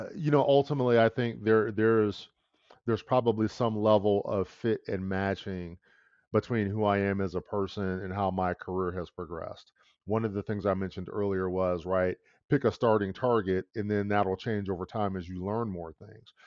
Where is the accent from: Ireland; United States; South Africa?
United States; Detroit, Michigan; I was born and raised in the Midwest in Detroit, Michigan